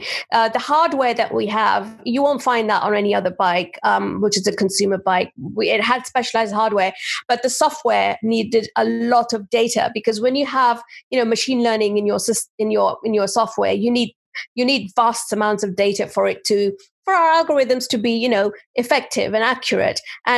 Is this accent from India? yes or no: yes; India; born there; So my name, I'm of Indian origin. I was born in India